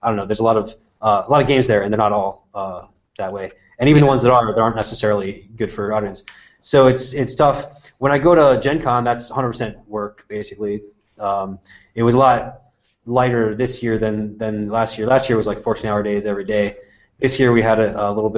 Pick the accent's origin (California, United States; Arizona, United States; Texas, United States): Arizona, United States; Tucson; my hometown of Tucson